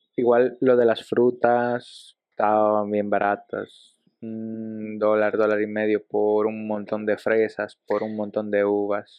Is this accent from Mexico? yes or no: no; Dominican Republic; also born or lived in Ecuador; Yo tengo actualmente más de mi vida en República Dominicana que lo que tenía en Ecuador. Mm, ah. Te digo, yo llegué a cumplir siete años allá